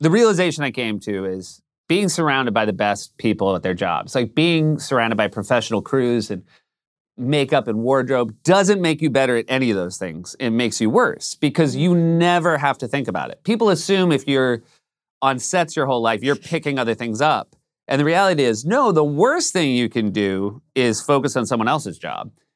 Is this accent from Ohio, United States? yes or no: no; New Hampshire, United States; moved away; I come from a very white part of New Hampshire